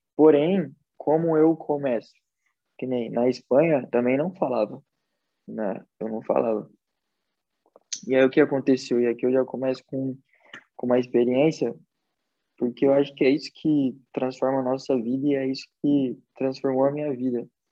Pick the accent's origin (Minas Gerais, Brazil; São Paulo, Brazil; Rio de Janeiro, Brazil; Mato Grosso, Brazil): São Paulo, Brazil; moved away as an adult; also born or lived in Espírito Santo / Indaiatuba; now in Europe; Nasci no Espírito Santo, é, com, sou capixaba, quatro anos de idade fui para São Paulo, Zona Leste. Morei lá por dez anos